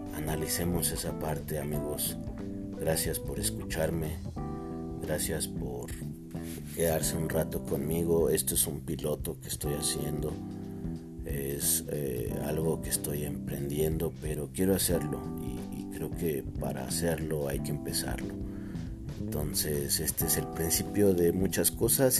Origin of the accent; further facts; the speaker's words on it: Teziutlán, Puebla, Mexico; moved away; Regreso aquí a mi tierra, Teciutlán, Puebla